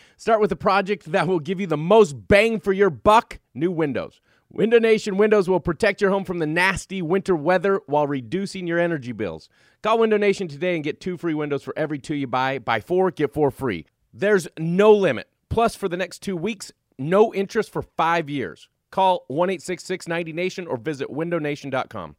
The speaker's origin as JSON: {"language": "English", "region": "Wyoming", "country": "United States", "tie": "born or raised there", "moved": "yes", "said": "growing up in Wyoming"}